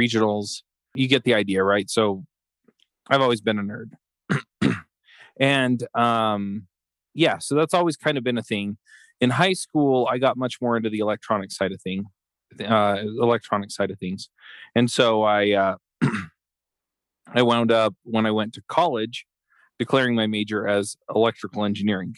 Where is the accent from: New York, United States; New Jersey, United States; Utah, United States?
Utah, United States; also born or lived in Atlanta; I was born here in Utah before they went to dental school